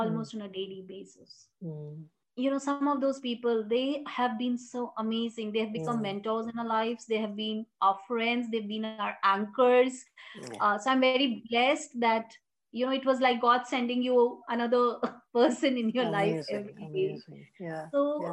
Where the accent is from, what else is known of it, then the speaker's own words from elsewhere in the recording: Jharkhand, India; also born or lived in Bihar; I grew up in Jharkhand. We belong to Bihar